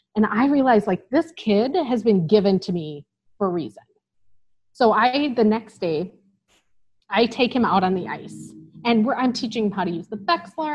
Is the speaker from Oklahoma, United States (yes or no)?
no; Illinois, United States; moved away as an adult; also born or lived in Wisconsin; now in North Dakota, United States; I'm from Illinois originally